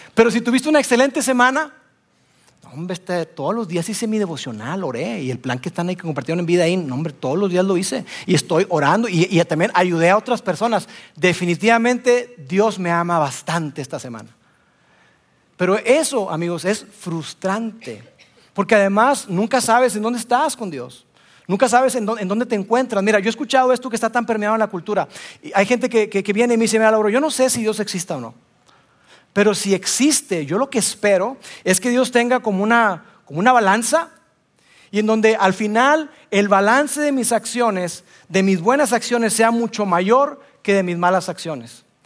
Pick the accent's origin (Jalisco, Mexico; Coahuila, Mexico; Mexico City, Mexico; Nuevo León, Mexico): Nuevo León, Mexico; Monterrey; Soy regio